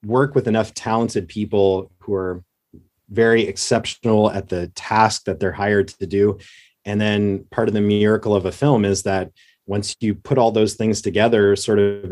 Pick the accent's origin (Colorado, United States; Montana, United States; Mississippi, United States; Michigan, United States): Colorado, United States; Southern; moved away as an adult; also born or lived in Oklahoma; I grew up in Southern Colorado in a little one horse town in Colorado